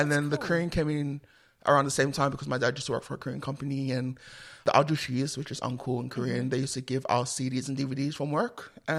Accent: Sydney, New South Wales, Australia; I was born and raised in Sydney, Australia.

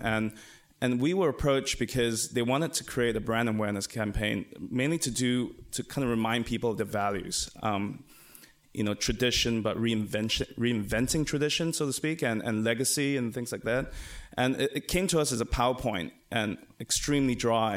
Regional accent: Singapore; we come from Asia, uh, from Singapore

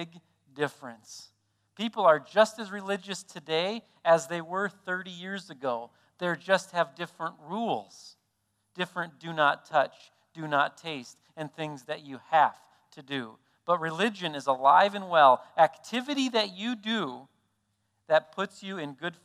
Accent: South Dakota, United States; we're from South Dakota

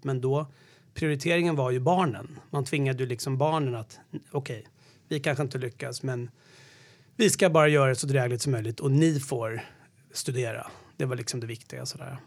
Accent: Lidingö, Stockholm County, Sweden; also born or lived in Sollentuna; jag kommer från Stockholm. Jag föddes, eh, växte först upp i någonting som hette Kärdal som ligger i Sollentuna nära Rösjön.

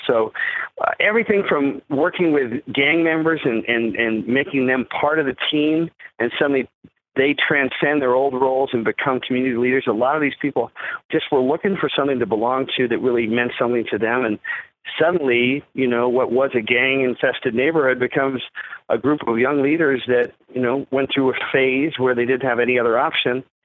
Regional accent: McLean, Virginia, United States; also born or lived in London, England; I grew up in, in Northern Virginia, in McLean, Virginia.

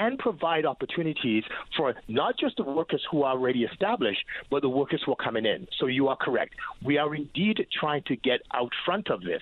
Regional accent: Quebec, Canada; I grew up in Quebec

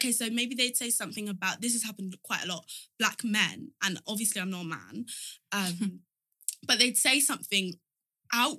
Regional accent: Kent, South East England, United Kingdom; I grew up in Kent

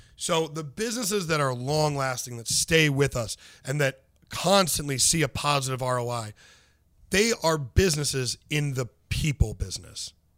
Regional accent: St. Louis, Missouri, United States; I am from North County, Saint Louis

